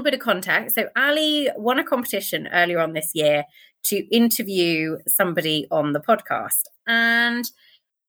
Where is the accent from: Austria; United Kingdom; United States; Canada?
United Kingdom; near Blenheim, near Oxford, South East England; I grew up in the UK, basically in the Midlands